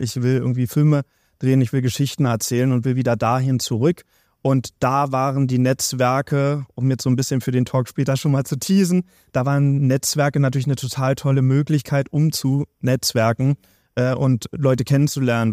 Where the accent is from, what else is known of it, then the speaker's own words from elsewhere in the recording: Berlin, Germany; als gebürtiger Berliner